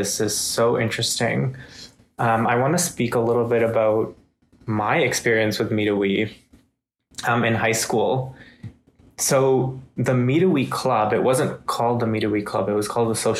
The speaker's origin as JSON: {"language": "English", "country": "India", "moved": "yes", "lives_now": "Canada", "said": "somebody from India"}